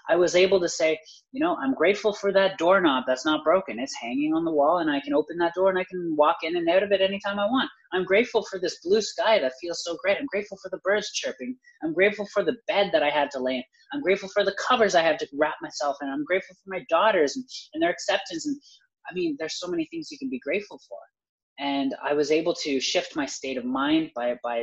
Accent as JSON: {"language": "English", "country": "Canada", "said": "I'm Canadian"}